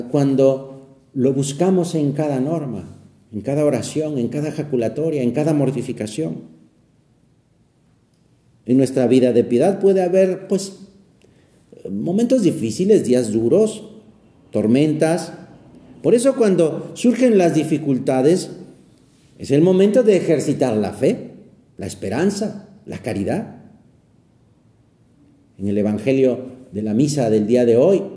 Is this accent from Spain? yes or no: yes; Aragon, Spain; se quedaron muy grabadas en mi cabeza de niño aquellas señales que en las montañas de mi tierra, en Aragón, España, colocaban a los bordes de los caminos.